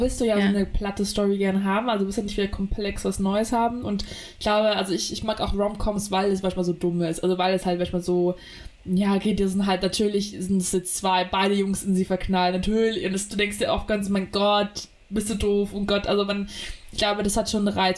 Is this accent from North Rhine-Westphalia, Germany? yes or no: no; Munich area, Bavaria, Germany; als Münchner Dorfkind